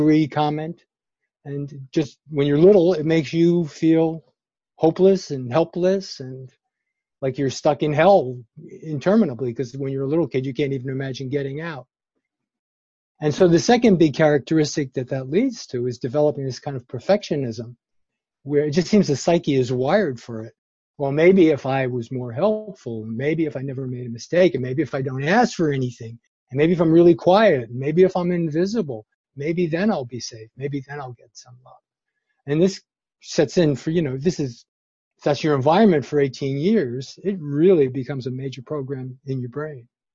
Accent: New York City, New York, United States; now in Berkeley, United States; I grew up in New York City

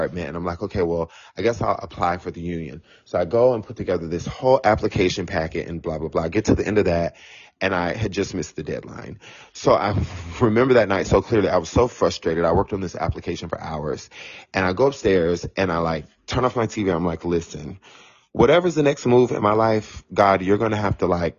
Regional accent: Florida, United States; moved away as an adult; also born or lived in South Carolina / Tampa, Florida / Washington, District of Columbia, United States; now in New York City, United States; I was born in South Carolina, so I am South Carolina all the way, but I grew up in Florida, so I am a Florida, like, I love the fact that I grew up in Florida, and I lived in DC for 13 years

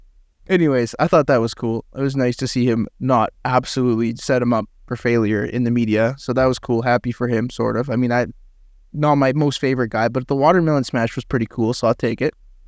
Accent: Canada; I didn't know that because I'm Canadian and have no geographical knowledge of the United States of America.

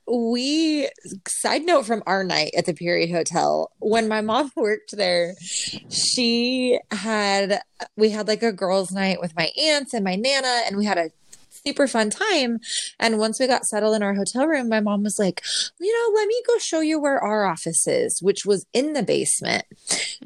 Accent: Utah, United States; now in Texas, United States; growing up in Utah, like dry climate

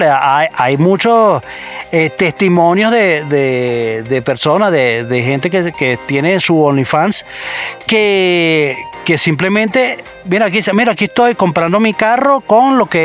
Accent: Venezuela; soy venezolano.

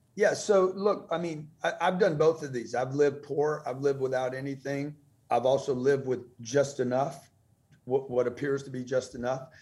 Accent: Lake Charles, Louisiana, United States; also born or lived in Los Angeles, California; now in Miami, United States; I grew up in Lake Charles, Louisiana.

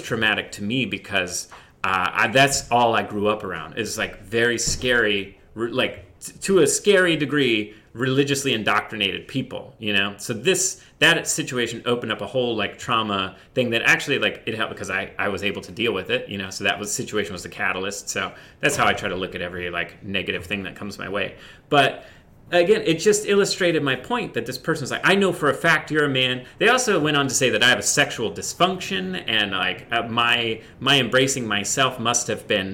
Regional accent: Indiana, United States; I grew up in the Midwest in Indiana

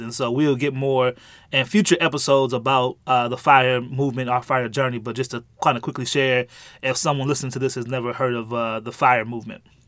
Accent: St. Louis, Missouri, United States; I born and raised in, uh, Saint Louis, Missouri

